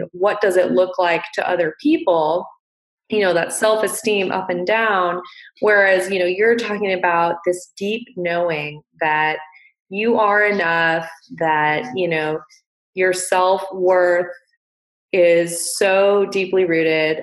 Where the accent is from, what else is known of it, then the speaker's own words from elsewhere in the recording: Montana, United States; I grew up in Montana